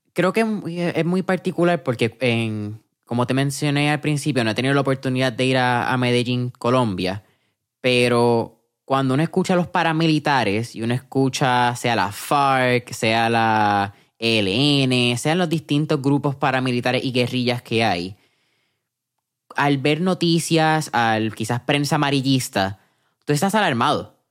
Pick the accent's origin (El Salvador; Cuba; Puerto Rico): Puerto Rico; aquí en Puerto Rico